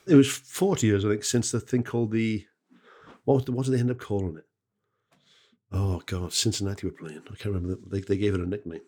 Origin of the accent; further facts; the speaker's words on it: Wales, United Kingdom; as a Welsh bloke, uh, who's, who's, you know, family are from the Welsh valleys